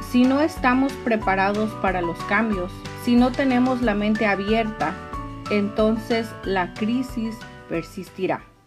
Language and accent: Spanish; Mexico; now in California, United States; como buena mexicana